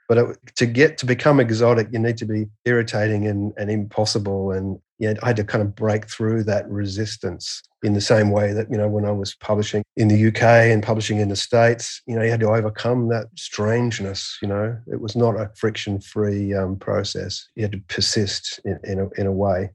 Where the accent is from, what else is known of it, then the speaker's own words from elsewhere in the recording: Perth, Western Australia, Australia; I'm from Western Australia, which is the western third of the continent. So yeah, I came from a probably the most isolated city in the in the world